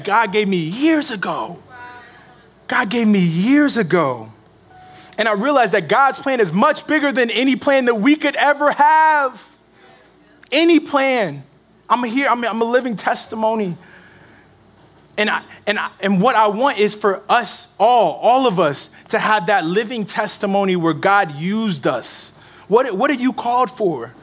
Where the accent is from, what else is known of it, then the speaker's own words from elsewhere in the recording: Georgia, United States; moved away; I am from Georgia.